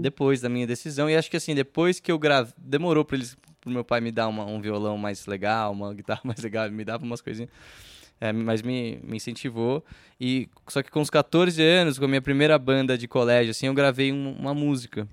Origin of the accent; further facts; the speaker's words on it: Brazil; sou brasileiro